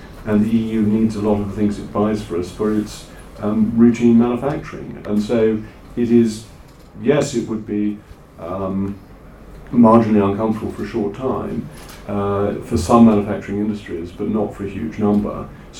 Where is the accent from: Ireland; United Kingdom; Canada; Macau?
Ireland; But the great advantage of being Irish is that we then have a seat on these international bodies